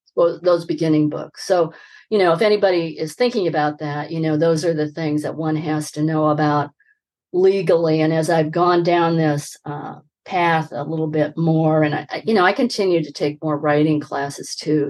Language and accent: English; Midwest, United States; I grew up in the Midwest